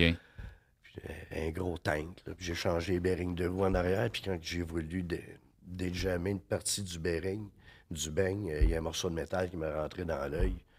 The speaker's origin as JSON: {"language": "French", "town": "Drummondville", "region": "Quebec", "country": "Canada", "tie": "born or raised there", "also_born_or_lived": "Vancouver, Canada", "moved": "as an adult", "said": "j'ai grandi à Drummondville. Je suis venu au monde à Drummondville"}